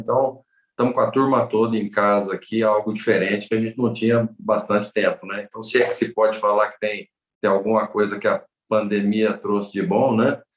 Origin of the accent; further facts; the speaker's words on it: Presidente Prudente, São Paulo, Brazil; Eu sou do interior de São Paulo, de uma cidade chamada Presidente Prudente, que está lá no bico do mapa, divisa com Mato Grosso do Sul e com o Paraná